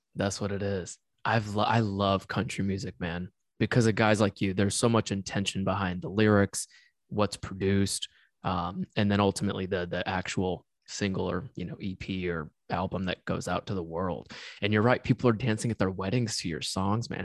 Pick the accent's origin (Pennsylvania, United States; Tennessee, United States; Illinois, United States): Tennessee, United States; moved away; I'm from Tennessee